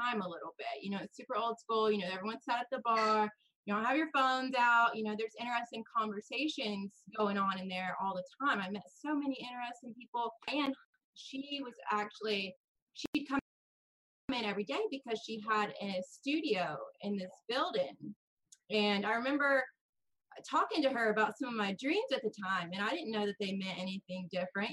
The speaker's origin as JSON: {"language": "English", "country": "United States", "said": "I am from the United States."}